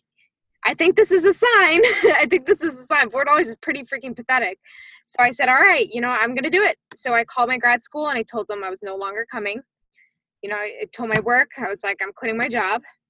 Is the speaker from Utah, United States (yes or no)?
no; Massachusetts, United States; I am originally from Massachusetts